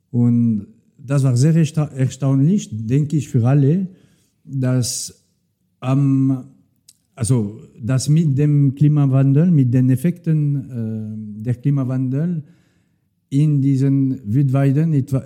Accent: Neuchâtel, Switzerland; German is a second language; ich komme aus Neuchâtel und ich habe, also die, die Bauern dort haben gerne äh, ihre Waldweiden, aber wenn möglich ohne zu viele Bäume.

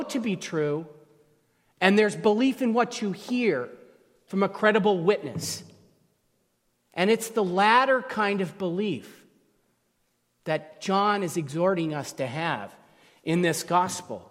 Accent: California, United States; where I'm from California, we use different terms to describe you plural.

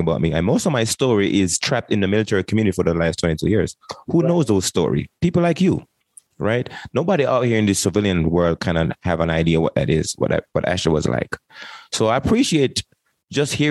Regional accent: Jamaica; moved away; I came from Jamaica in 1998 and joined the military

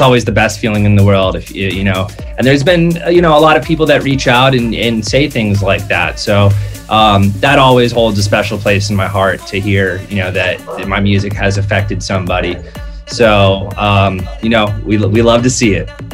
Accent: Hawaii, United States; I am from Hawaii, so was born there.

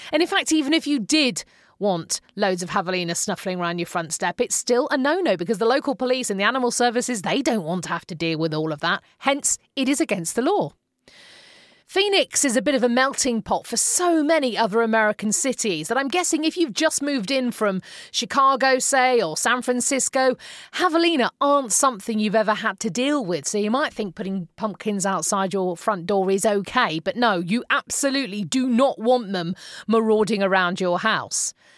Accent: Manchester, North West England, United Kingdom

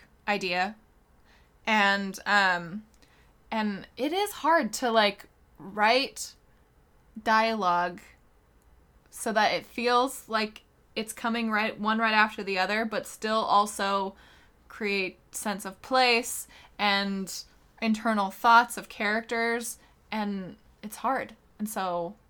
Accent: Kentucky, United States; it's very probably because I'm a redneck from Kentucky

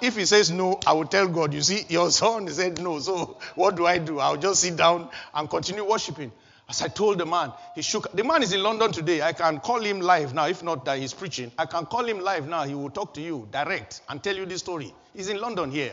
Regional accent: Nigeria; moved away as an adult; also born or lived in Kaduna; back in my home country, Nigeria

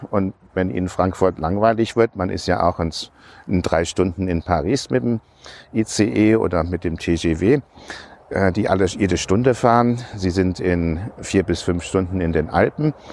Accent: Hong Kong; now in Germany; Wir sind in Hongkong aufgewachsen, deswegen habe ich schon, schon seit langer Zeit einen Bezug zu der englischen Grundkolonie Hongkong, britische Kultur, das hat mich schon immer fasziniert. Und für mich war es einfach ein Wunsch, wieder nach Deutschland zurückzukommen.

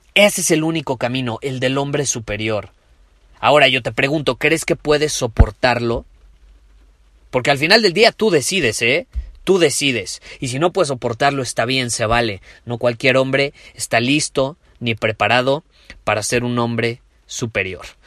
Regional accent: Mexico; como decimos en México

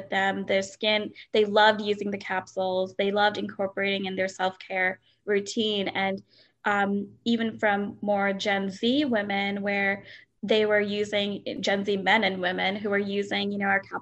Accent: Delaware, United States; I grew up in Delaware

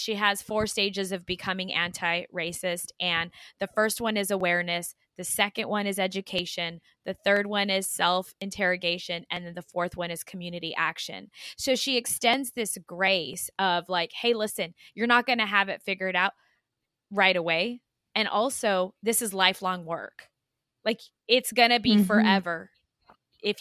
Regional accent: El Paso, Texas, United States; El Paso is my hometown.

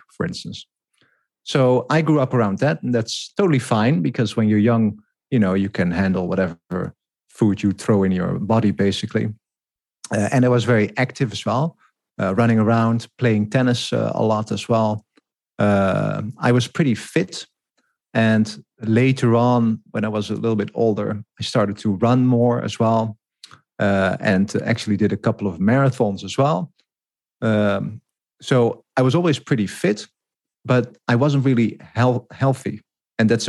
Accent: Netherlands; I grew up in the Netherlands.

